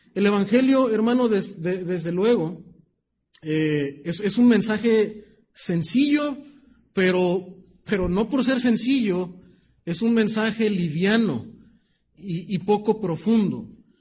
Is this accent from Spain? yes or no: no; Mexico; nuestra cultura como mexicanos